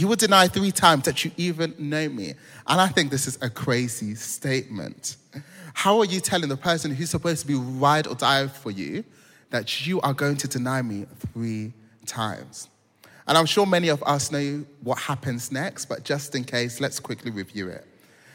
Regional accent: London, United Kingdom; I'm from South London

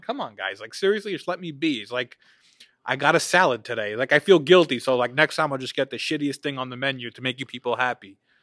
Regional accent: United States; we grew up here, live here

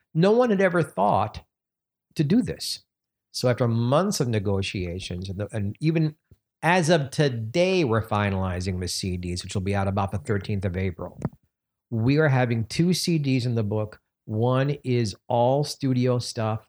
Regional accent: New York City, New York, United States; moved away; I'm so thrilled to be in my hometown

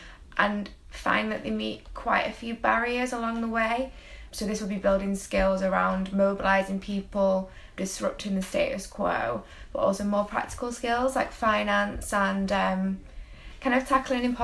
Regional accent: Manchester, North West England, United Kingdom; I'm from Withenshaw in Manchester

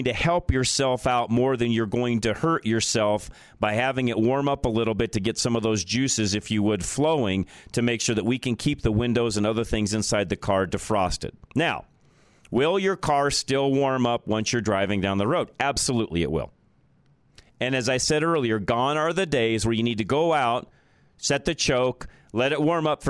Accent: Colorado, United States; growing up in Colorado

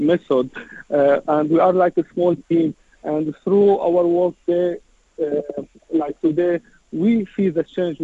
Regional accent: Syria; moved away as an adult; now in United Kingdom; When I moved to UK, I'm originally from Syria

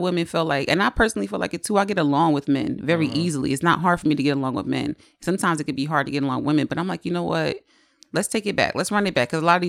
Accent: Trenton, New Jersey, United States; Born and raised in Trenton.

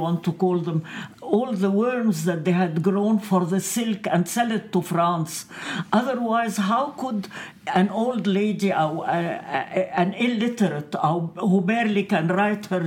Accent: Egypt; now in Lebanon; I was born and I grew up in Egypt, which is more international

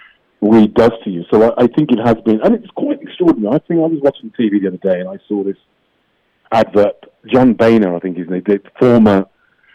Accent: England, United Kingdom; I come from England

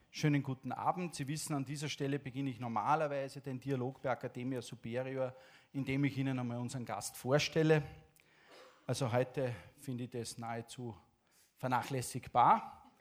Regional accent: Latvia; German is a second language; Geboren in Lettland und aufgewachsen in Lettland eigentlich

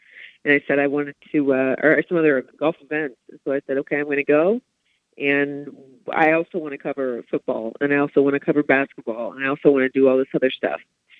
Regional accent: Columbus, Ohio, United States; moved away as an adult; also born or lived in Michigan; now in Los Angeles, United States; so I grew up in Columbus and then kind of was a traitor, and Kate went to Michigan State.

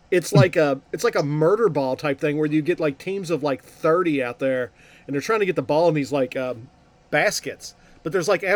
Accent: Kentucky, United States; we're from Kentucky here

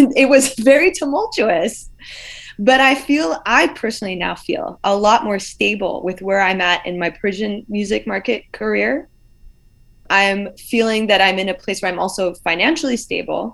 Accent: United States; The ears that I grew up with in America

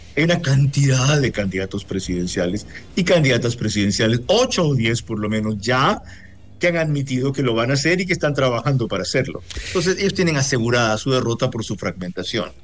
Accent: Bahía de Caráquez, Manabí, Ecuador; mi tierra, en Bahía de Caracas, y en el cantón Sucre

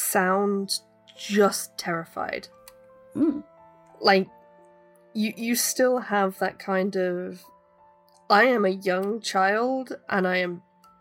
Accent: United Kingdom; I'm British, I always sound condescending.

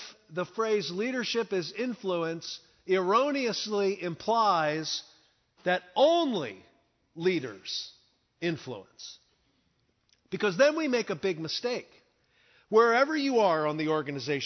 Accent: Philadelphia, Pennsylvania, United States; I was born in Philadelphia, born and raised in Philadelphia, good, solid, blue-collar family.

